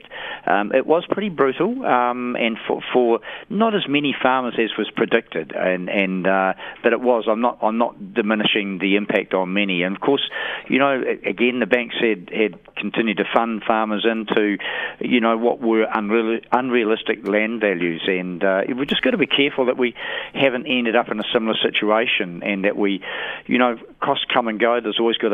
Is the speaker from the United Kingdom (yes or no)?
no; Westport, West Coast, New Zealand; Westport, my hometown